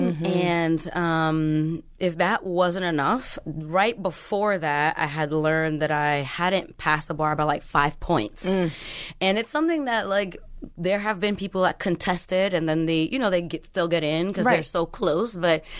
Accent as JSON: {"language": "English", "town": "Brooklyn", "region": "New York", "country": "United States", "tie": "born or raised there", "said": "I grew up in Brooklyn in the projects, you know what I mean? Moving around a lot."}